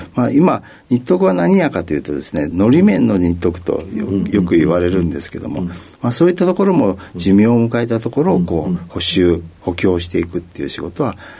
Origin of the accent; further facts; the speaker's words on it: Tokyo, Japan; 東京都の練馬区になります